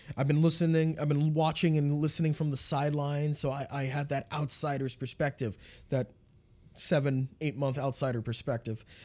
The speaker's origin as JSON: {"language": "English", "region": "Pennsylvania", "country": "United States", "tie": "born or raised there", "also_born_or_lived": "Binghamton, New York", "moved": "yes", "said": "I grew up in Pennsylvania"}